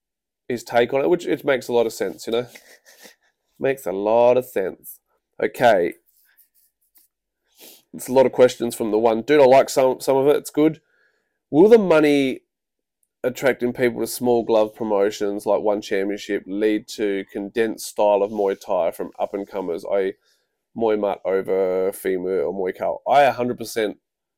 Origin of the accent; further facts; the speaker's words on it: Queensland, Australia; I'm from Queensland, sorry to hear, and I'm struggling to find fights.